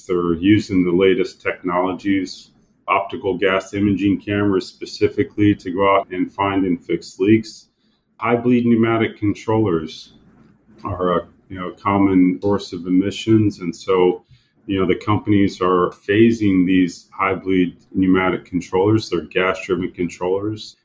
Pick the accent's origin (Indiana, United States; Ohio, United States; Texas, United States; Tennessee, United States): Indiana, United States; I'm born and raised in Indiana, so I'm a Hoosier